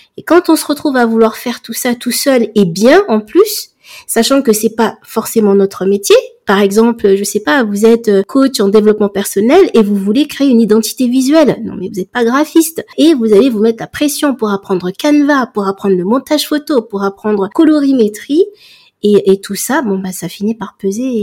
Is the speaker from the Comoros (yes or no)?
yes; Comoros; moi je suis comorienne